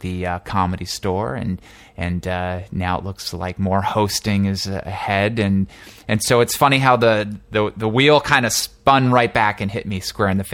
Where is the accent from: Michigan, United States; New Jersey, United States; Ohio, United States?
New Jersey, United States; moved away as an adult; also born or lived in Boston; now in Los Angeles, United States; I'm actually an East Coast guy. I was raised in New Jersey